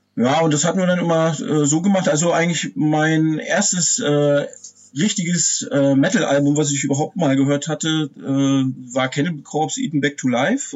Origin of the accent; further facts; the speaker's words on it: Pomerania, Usedom, Mecklenburg-Vorpommern, Germany; also born or lived in Wolgast area; ich komme ja hier, wie du schon erwähnt hast, aus dem Nordosten von Deutschland, also genau gesagt aus Pommern